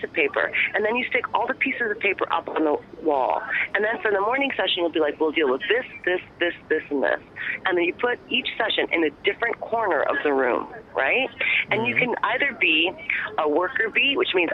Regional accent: Detroit, Michigan, United States; I'm born and raised in Michigan, Detroit, Michigan, the murder capital of the world

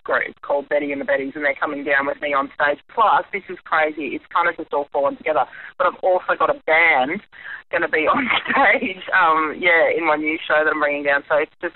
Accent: Brisbane, Queensland, Australia; my hometown in Brizzy

